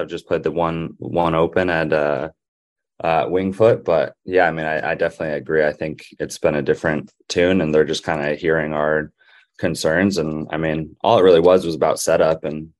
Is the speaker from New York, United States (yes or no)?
no; Colorado, United States; I'm from Colorado, and he did a concert in Colorado